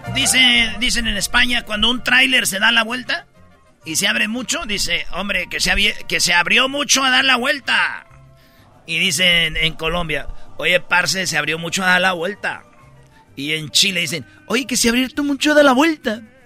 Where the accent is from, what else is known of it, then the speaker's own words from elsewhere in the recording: Mexico; los mexicanos somos únicos